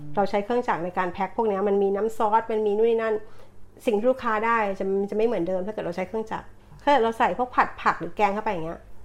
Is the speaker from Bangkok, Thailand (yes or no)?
yes; Bangkok, Thailand; moved away as an adult; now in Brisbane, Australia; เป็นคนกรุงเทพค่ะ